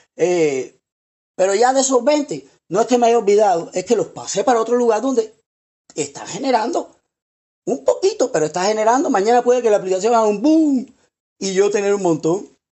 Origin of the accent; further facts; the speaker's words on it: Cuba; yo hablo así como cubano, directo